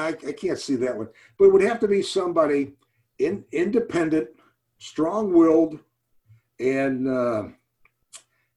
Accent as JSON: {"language": "English", "town": "St. Louis", "region": "Missouri", "country": "United States", "tie": "born or raised there", "also_born_or_lived": "Boston", "moved": "as an adult", "lives_now": "Houston, United States", "said": "I grew up in St. Louis, living in the Midwest."}